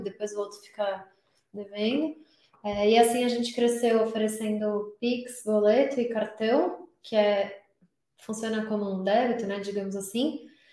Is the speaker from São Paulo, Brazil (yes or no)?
yes; São Paulo, Brazil; moved away as an adult; now in United States; Eu sou de São Paulo